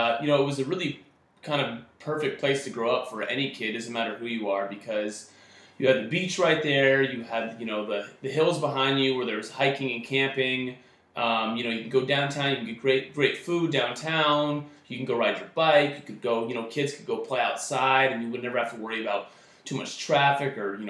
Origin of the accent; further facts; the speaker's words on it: Goleta, California, United States; I grew up in Santa Barbara, actually specifically Goleta, which is kind of like the suburb area down in Santa Barbara, for any of those that are familiar. And, you know, it was kind of your typical kind of middle class neighborhood growing up around there.